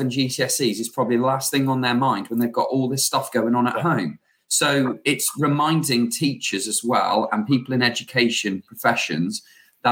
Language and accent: English; Shrewsbury, West Midlands, United Kingdom; we're from Shrewsbury